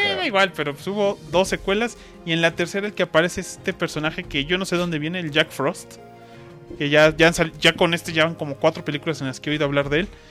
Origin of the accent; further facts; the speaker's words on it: Mexico; somos mexicanos